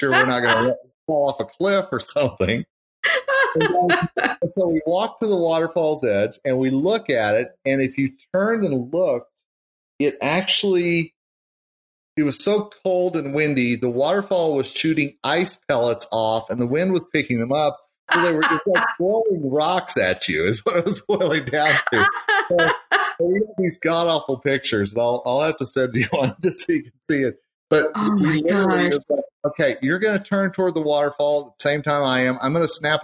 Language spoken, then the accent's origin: English; Oklahoma, United States; I'm born and raised in Oklahoma